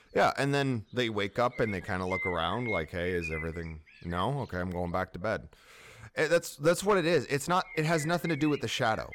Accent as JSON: {"language": "English", "country": "United States", "said": "I'm American"}